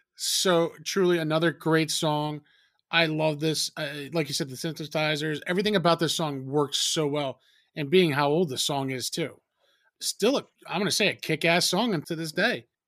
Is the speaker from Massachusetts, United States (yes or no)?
no; New Jersey, United States; we're two from Jersey